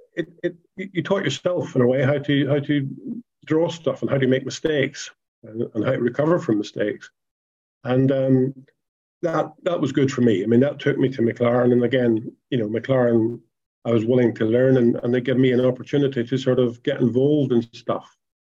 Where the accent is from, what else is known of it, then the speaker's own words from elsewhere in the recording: Ireland; you know, I come from Ireland. We used to do things with cars.